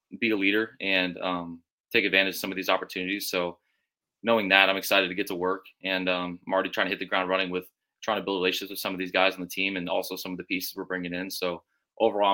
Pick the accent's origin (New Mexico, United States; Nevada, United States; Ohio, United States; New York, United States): Nevada, United States; Las Vegas; moved away; also born or lived in Southern California; I grew up in Vegas, lived in Southern California for a little bit